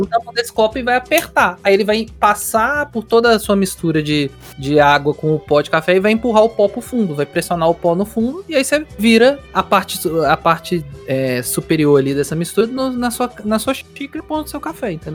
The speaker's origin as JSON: {"language": "Portuguese", "region": "Minas Gerais", "country": "Brazil"}